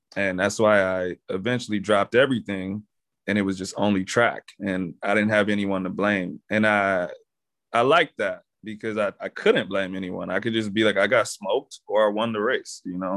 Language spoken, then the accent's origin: English; Texas, United States; I'm from Texas